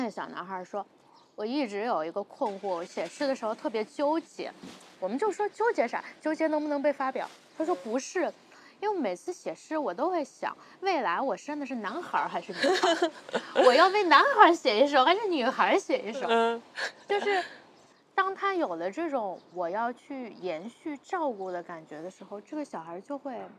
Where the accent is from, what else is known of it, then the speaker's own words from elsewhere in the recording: Taiyuan, Shanxi, China; 对，山西人。